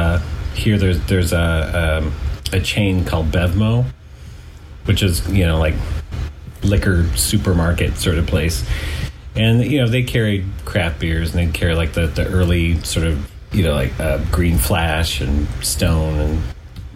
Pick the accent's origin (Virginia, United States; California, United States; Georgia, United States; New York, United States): California, United States; San Francisco Bay Area; also born or lived in Los Angeles; I grew up in the San Francisco Bay Area, and I moved down here to LA in 2001